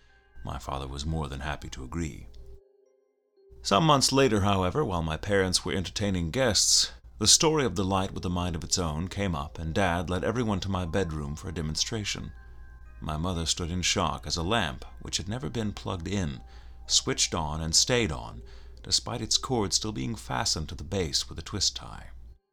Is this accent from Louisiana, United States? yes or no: no; New York City, New York, United States; I grew up in the Bronx, in an old apartment building owned and operated by my maternal grandparents.